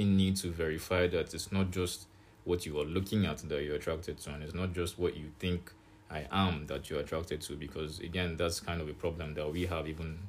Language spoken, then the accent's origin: English; Nigeria; moved away; also born or lived in Dubai / United Kingdom / Ukraine; I grew up in Niger.